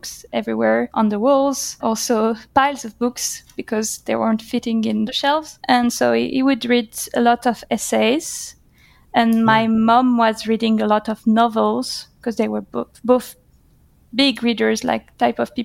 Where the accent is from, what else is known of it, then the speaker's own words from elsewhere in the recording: Paris, Île-de-France, France; I was born in 1991 in Paris, okay. And I'm one of the most sedentary researchers out there. Because I haven't moved that far from Paris. Almost all my life, I've been either in Paris or the suburbs of Paris